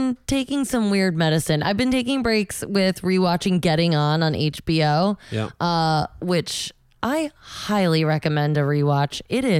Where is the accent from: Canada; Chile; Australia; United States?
United States; Connecticut; Oh, near my hometown.